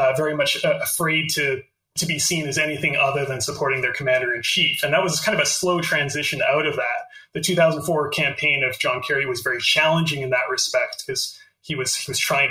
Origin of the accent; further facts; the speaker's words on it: Canada; I'm Canadian. I live in Canada